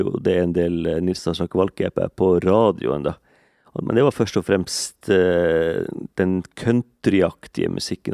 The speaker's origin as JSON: {"language": "Norwegian", "town": "Kåfjord", "region": "Troms", "country": "Norway", "moved": "yes", "lives_now": "Eastern Norway, Norway", "said": "Jeg er bosatt på Østlandet, men jeg, jeg kommer jo fra Mandalen i Kåfjord"}